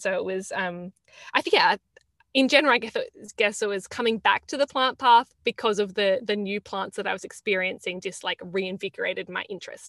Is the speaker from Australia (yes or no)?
yes; Australia; now in Florence, Italy; I live just outside of Florence in Tuscany. And I'm calling in from Italy. I'm originally from Australia, though.